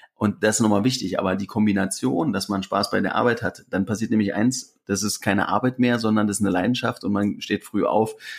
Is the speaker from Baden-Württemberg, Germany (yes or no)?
no; Briesen, Brandenburg, Germany; now in Berlin, Germany; wenn ich da mal in meinem Heimatdorf bin